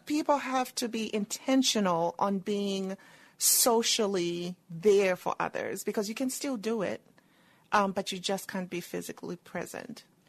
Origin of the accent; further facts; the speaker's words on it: Zambia; moved away as an adult; also born or lived in England; now in United States; I was born and raised in Zambia